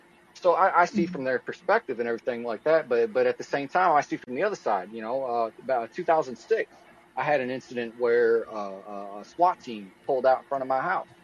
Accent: Toledo, Ohio, United States; moved away; also born or lived in Akron, Ohio; I grew up in Toledo, Ohio, lived there for 20 years

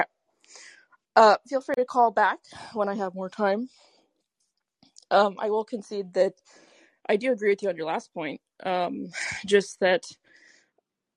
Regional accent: New York, United States; I'm from New York.

